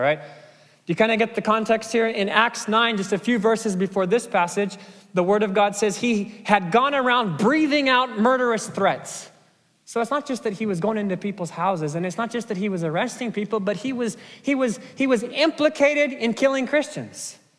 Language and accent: English; Kenya; Now, there's a Kenyan proverb. I grew up in Kenya.